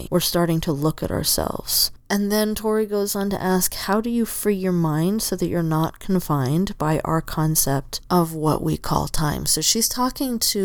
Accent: Southern Arizona, United States; now in Oregon, United States; I grew up in Southern Arizona

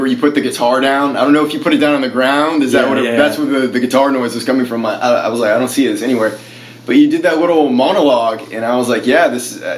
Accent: Maine, United States; I grew up in Maine, so I played a lot of basement shows in the East Coast, yes, New England

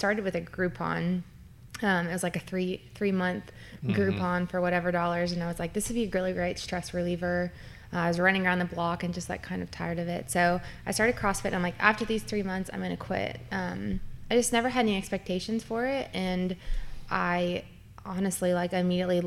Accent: Lexington, Kentucky, United States; moved away as an adult; also born or lived in Dayton, Ohio / Kettering, Ohio; now in Northern Kentucky, United States; I'm originally from Lexington. I was born and raised there, went to University of Kentucky for undergrad.

